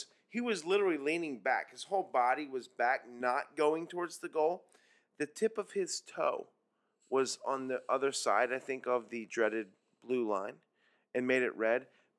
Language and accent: English; United States; I'm American.